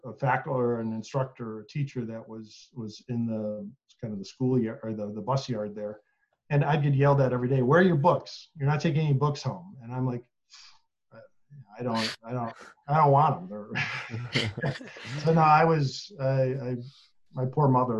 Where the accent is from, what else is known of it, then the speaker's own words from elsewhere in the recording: Buffalo, New York, United States; moved away; also born or lived in Detroit area, Michigan; I was born and raised in Buffalo, New York